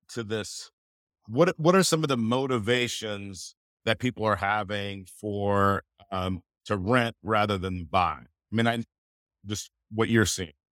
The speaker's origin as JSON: {"language": "English", "region": "California", "country": "United States", "moved": "yes", "said": "I'm, I'm originally from California"}